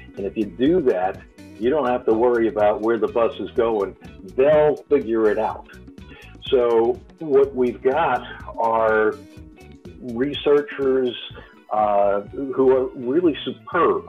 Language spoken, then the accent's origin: English; New York, United States; now in California, United States; I come from New York